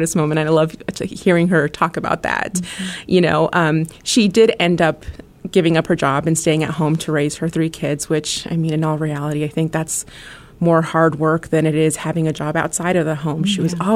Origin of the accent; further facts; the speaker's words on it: Colorado, United States; I was born and raised in Colorado